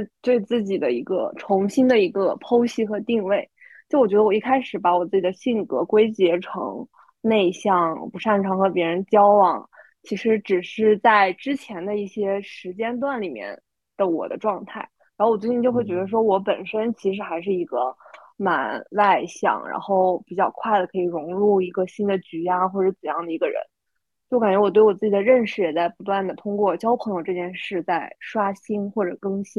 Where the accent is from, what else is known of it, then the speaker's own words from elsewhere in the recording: Shenzhen, Guangdong, China; now in United States; 我从深圳来到了美国，就我第一次出国上学